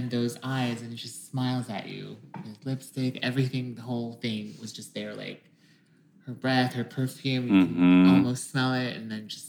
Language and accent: English; Philippines; moved away; I'm originally from the Philippines.